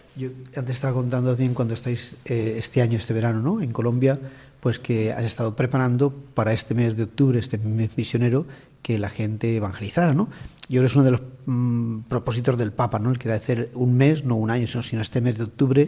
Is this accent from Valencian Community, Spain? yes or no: yes; Jarafuel, Valencian Community, Spain; el párroco de mi pueblo, aquí en la diócesis de Valencia, en Jarafuel